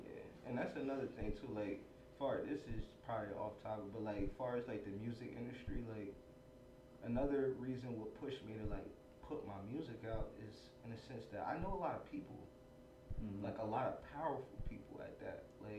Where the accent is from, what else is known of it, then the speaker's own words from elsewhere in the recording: Stuyvesant and Rosemont, New Jersey, United States; also born or lived in Ewing, New Jersey; I grew up on Stuyvesant and Rosemont until I turned 12 years old.